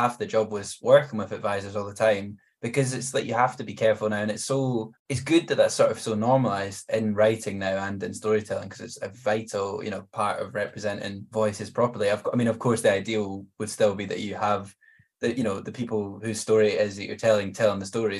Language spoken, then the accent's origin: English; Scotland, United Kingdom